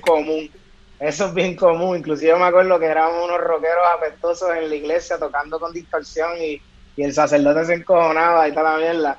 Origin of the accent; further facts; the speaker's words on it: Caguas, Puerto Rico; yo vengo de Cagua